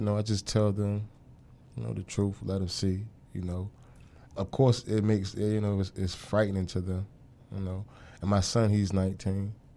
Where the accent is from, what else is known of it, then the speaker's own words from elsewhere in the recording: Norfolk, Virginia, United States; I'm from Norfolk, Virginia, uh, born and raised